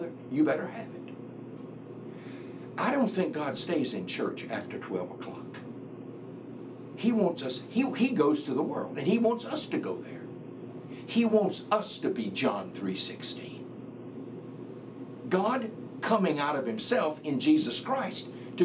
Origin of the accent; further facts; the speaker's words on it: the South, United States; I grew up in the Bible Belt. I grew up in the South where everybody went to church.